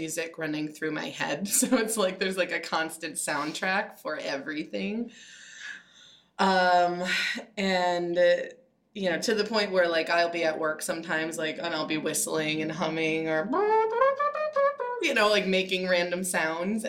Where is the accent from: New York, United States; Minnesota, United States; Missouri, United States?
Minnesota, United States; now in Portland, United States; I'm from Minnesota.